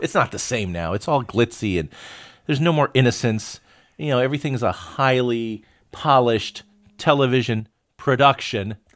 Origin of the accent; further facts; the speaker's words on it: Florida, United States; we grew up in Florida